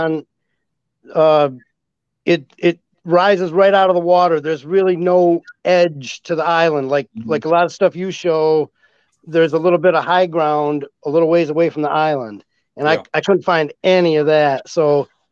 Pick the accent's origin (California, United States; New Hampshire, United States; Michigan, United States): Michigan, United States; Northern Lower; I'm from the Northern Michigan area, the Lower Michigan area